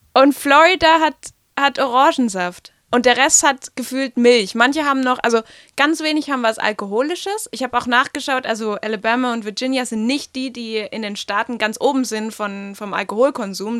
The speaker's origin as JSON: {"language": "German", "country": "Germany", "said": "bei uns in Deutschland"}